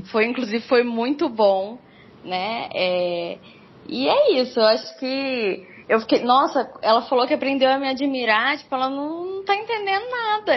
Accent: Varginha, Minas Gerais, Brazil; also born or lived in Rio de Janeiro; Eu nasci no Rio de Janeiro, mas morando desde os quatro anos numa cidadezinha do interior de Minas, né, sul de Minas aqui

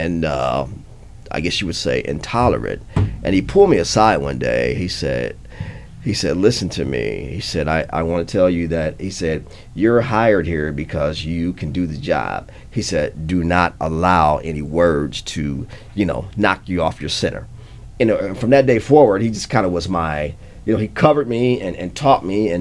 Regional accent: Peoria, Illinois, United States; I grew up in Peoria, Illinois

